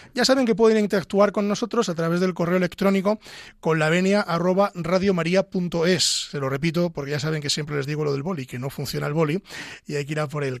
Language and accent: Spanish; Castile and León, Spain; yo soy de Ávila